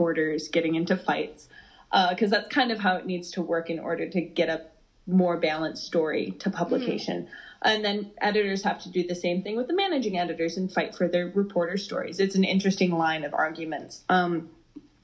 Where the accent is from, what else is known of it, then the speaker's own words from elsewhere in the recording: Madison, Wisconsin, United States; I was born in Wisconsin, grew up in Wisconsin, Madison girl, born and raised.